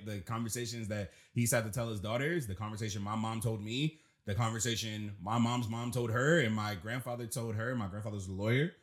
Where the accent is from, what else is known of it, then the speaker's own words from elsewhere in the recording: Washington, District of Columbia, United States; I'm from Southeast D C. So, coming in, coming up in D C